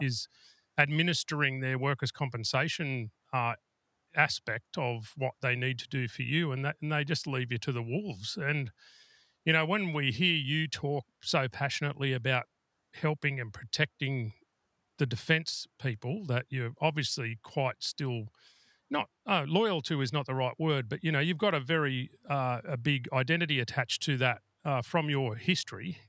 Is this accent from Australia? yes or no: yes; New South Wales, Australia; I'm from New South Wales